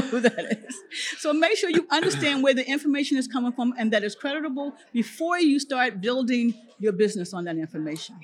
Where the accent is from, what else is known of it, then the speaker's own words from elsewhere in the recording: Philadelphia, Pennsylvania, United States; now in Florida, United States; I come from Philadelphia